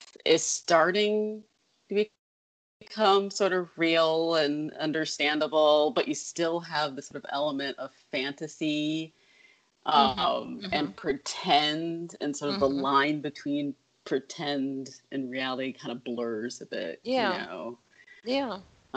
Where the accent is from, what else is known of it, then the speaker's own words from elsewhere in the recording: Detroit, Michigan, United States; now in Brooklyn, United States; I grew up in Detroit, which is a kind of gothic-y kind of has a gothic-y kind of vibe to it.